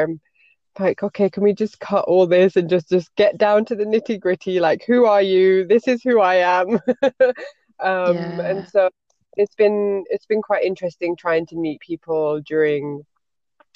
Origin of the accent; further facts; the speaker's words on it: United Kingdom; moved away as an adult; now in Belgium; grew up in a very white neighborhood as a Pakistani, and then I'm British